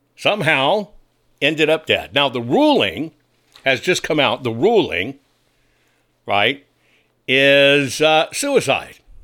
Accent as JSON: {"language": "English", "region": "Arkansas", "country": "United States", "tie": "born or raised there", "moved": "yes", "said": "my home state is Arkansas. Yes, I'm an Arkansas boy."}